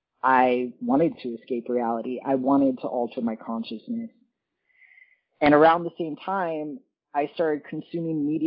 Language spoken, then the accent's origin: English; Central Florida, United States; I grew up in Central Florida